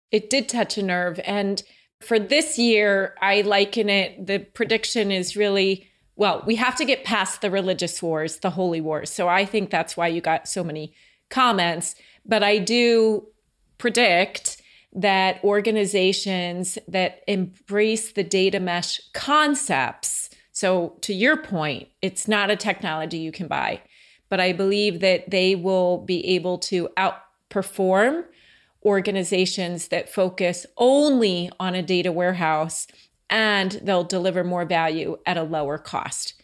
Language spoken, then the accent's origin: English; Franklin Lakes, New Jersey, United States; also born or lived in Oakland, New Jersey; where I grew up, um, in Oakland and Franklin Lakes